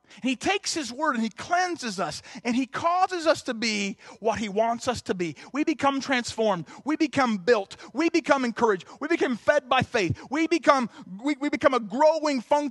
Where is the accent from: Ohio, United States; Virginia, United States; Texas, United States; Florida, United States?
Ohio, United States; Southern; I'm from Southern Ohio